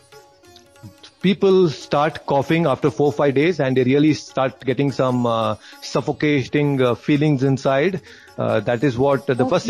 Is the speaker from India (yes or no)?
yes; Bangalore, Karnataka, India; I'm from Bangalore